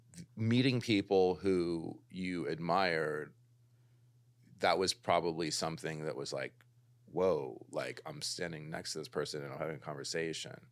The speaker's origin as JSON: {"language": "English", "town": "Los Angeles", "region": "California", "country": "United States", "tie": "born or raised there", "also_born_or_lived": "London / New York", "said": "I'm like a total L A baby. I grew up in the Valley"}